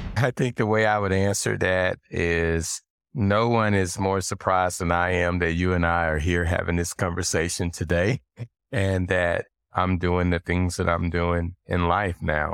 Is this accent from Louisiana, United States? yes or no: no; Little Rock, Arkansas, United States; I grew up in Little Rock, Arkansas